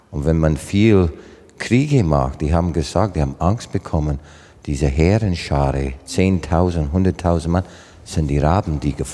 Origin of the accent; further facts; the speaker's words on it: Southern Canada, Canada; German is a second language; So für deutschen Verhältnis war das schon Arktis bei uns im Süden von Kanada.